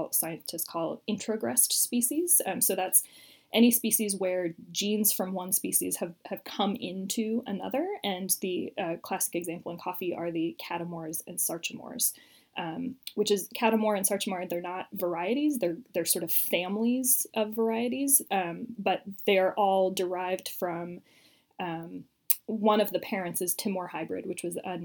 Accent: United States; I'm American

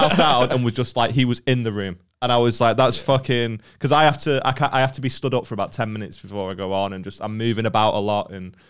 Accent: Stockport, North West England, United Kingdom; because obviously I'm from Stockport originally.

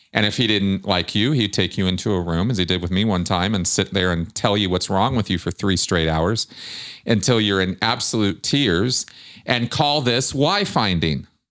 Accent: United States; growing up in Pasadena, Michigan during the mission holder blow up

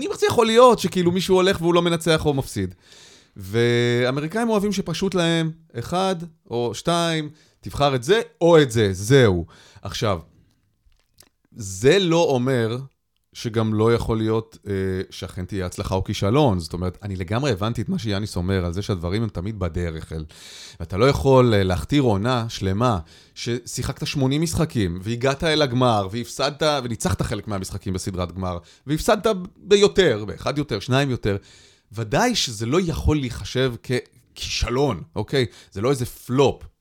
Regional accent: Israel; born or raised there

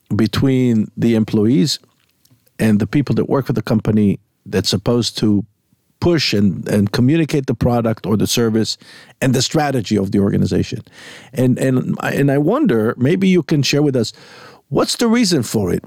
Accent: Jaffa, Tel Aviv District, Israel; technically born in Yafo.

